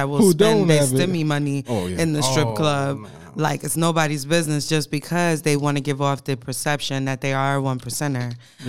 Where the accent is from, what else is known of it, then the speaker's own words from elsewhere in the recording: New York City, New York, United States; also born or lived in Queens / Bronx; I grew up in Brooklyn. I went to school all my life in Queens.